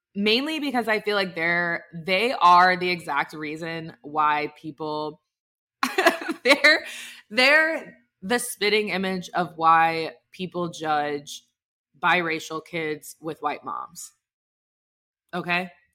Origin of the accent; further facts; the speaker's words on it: Dallas, Texas, United States; moved away; also born or lived in Alabama; I'm from Dallas